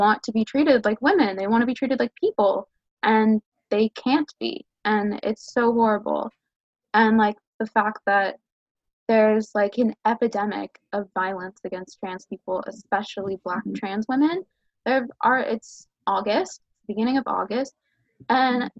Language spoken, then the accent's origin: English; Los Angeles, California, United States; I'm from California, I'm from